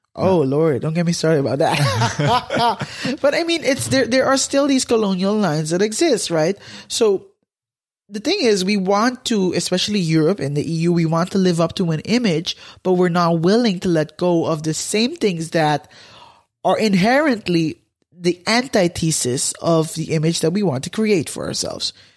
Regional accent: Curaçao; moved away as an adult; now in Netherlands; I'm from Curaçao.

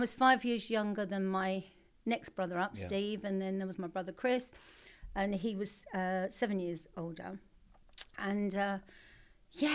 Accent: London, United Kingdom; also born or lived in Blackheath; when I was four, we moved to a council estate in southeast London called Abbey Wood, and that was where I grew up

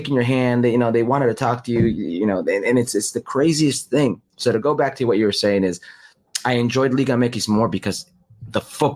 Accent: Las Vegas, Nevada, United States; I'm from Vegas and my family, like my brothers and sisters have never seen an ice rink in their life

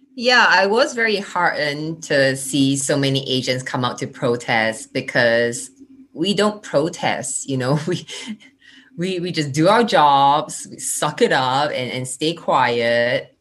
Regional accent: Singapore; accent: Singlish; moved away as an adult; also born or lived in United States / Indiana, United States / New York, United States; growing up in Singapore, in class, we was told to be seen but not heard.

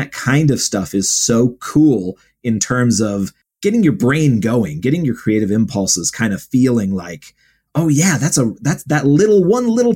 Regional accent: Ohio, United States; I grew up in Ohio, like right near Lake Erie

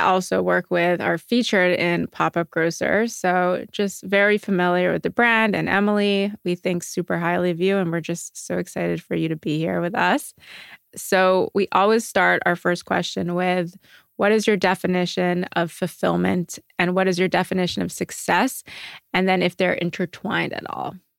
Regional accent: Montreal, Quebec, Canada; now in New York, United States; I'm from Montreal originally and I grew up where you walk on the street and everyone says, "Good morning,"

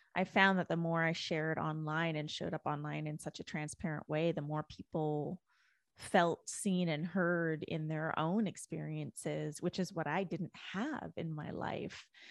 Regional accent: Canada; moved away as an adult; now in United States; I was born and raised in Canada. I didn't move to the U S until twenty thirteen.

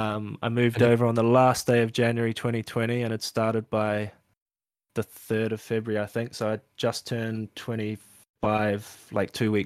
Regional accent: New Zealand; And I think being a Kiwi and stuff, it sort of meant I was third or fourth on the list, but managed to be one of the two that got hired.

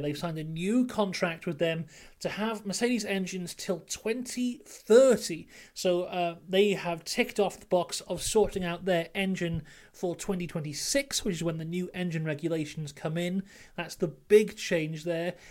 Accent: Wrexham, Wales, United Kingdom; I'm from Wrexham

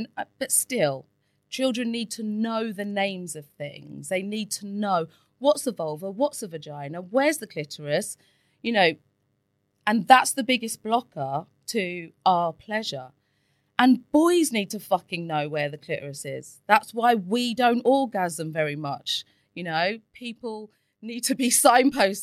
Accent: England, United Kingdom; I was brought up in England and I went to Catholic schools

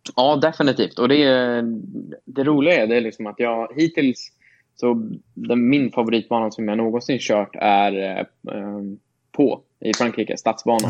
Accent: Sweden; moved away; hemma i Sverige

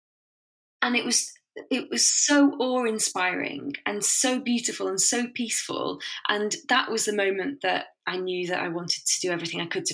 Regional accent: Warrington, North West England, United Kingdom; I grew up in Warrington, which is between two big cities, Manchester and Liverpool

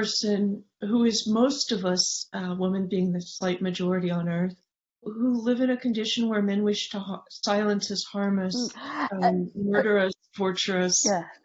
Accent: San Francisco, California, United States; the neighborhood I grew up in San Francisco

